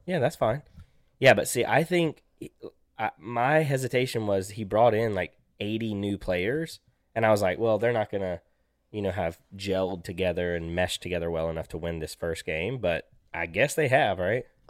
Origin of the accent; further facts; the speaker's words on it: Auburn, Alabama, United States; also born or lived in Virginia; I'm from Auburn